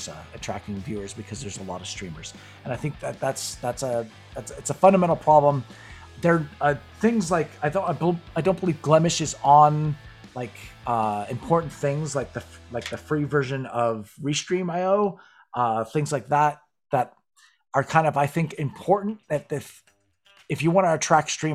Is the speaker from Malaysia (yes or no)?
no; Canada; I'm Canadian.